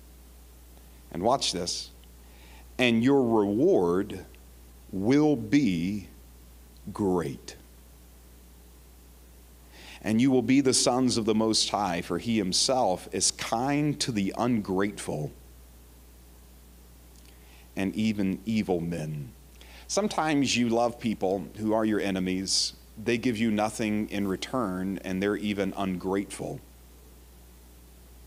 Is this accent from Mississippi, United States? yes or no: yes; Jackson, Mississippi, United States; I'm from Jackson, Mississippi